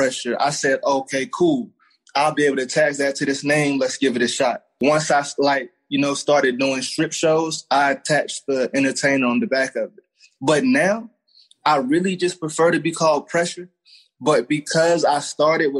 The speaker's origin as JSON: {"language": "English", "town": "Raleigh", "region": "North Carolina", "country": "United States", "said": "I'm from Raleigh, North Carolina"}